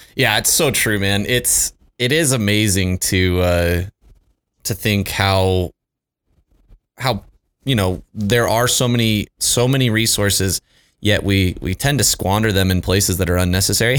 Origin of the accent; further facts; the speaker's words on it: Utah, United States; moved away as an adult; also born or lived in Houston; I grew up in Utah